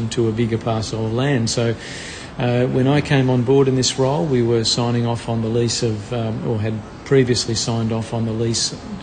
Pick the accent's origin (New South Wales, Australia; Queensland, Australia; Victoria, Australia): Victoria, Australia; Melbourne; I'm from Melbourne, born and bred in Melbourne